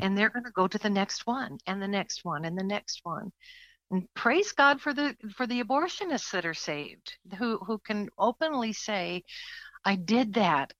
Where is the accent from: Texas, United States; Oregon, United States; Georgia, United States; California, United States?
California, United States; moved away as an adult; now in Ohio, United States; California is where I was born